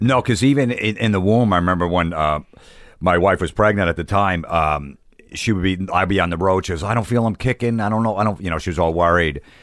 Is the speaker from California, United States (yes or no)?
no; Old Bridge, New Jersey, United States; growing up in New Jersey, in Old Bridge, New Jersey